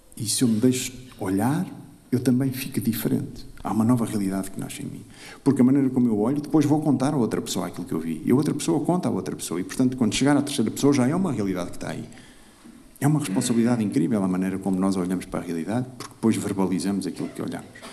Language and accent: Portuguese; Lisbon, Portugal; Sou de Lisboa, acho que conheço bastante bem Lisboa. Eh, vivi em Lisboa até entrar para a Companhia de Jesus